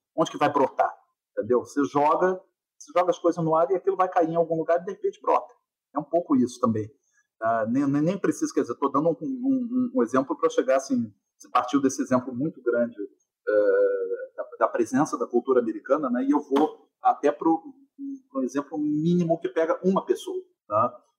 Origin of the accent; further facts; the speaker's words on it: Rio de Janeiro, Brazil; eu sou carioca, então, assim, desde muito cedo, frequentando concertos eh, no, no, no Rio